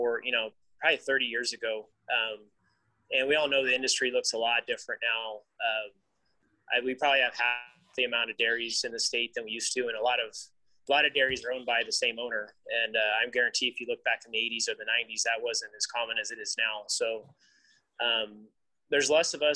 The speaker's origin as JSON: {"language": "English", "area": "the Valley", "region": "California", "country": "United States", "said": "I'm from the Valley"}